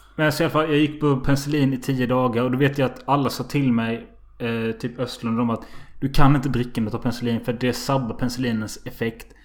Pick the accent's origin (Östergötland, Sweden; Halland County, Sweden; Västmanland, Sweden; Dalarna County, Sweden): Halland County, Sweden; Halmstad; jag är från Halmstad